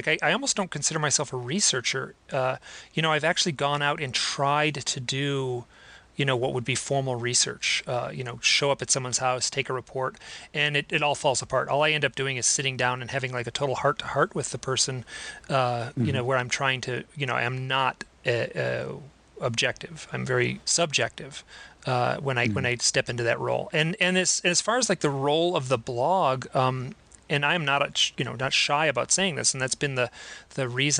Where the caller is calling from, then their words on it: Idaho, United States; I am in a beautiful little town in rural Idaho, right next to Grand Teton National Park.